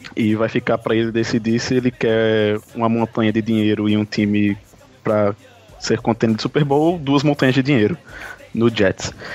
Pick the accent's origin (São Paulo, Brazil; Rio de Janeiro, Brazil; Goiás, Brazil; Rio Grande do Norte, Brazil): Rio Grande do Norte, Brazil; Natal; eu sou do, de Natal, no Rio Grande do Norte.